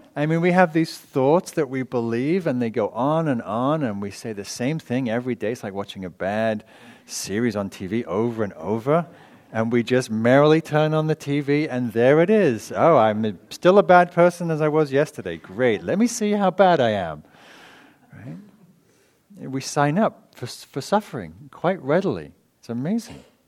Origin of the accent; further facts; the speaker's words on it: England, United Kingdom; moved away; from England